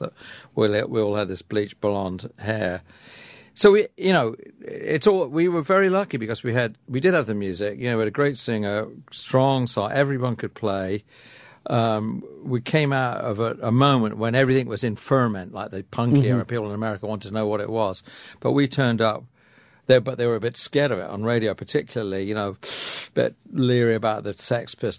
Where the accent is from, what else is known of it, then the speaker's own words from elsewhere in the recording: England, United Kingdom; I'm an English bloke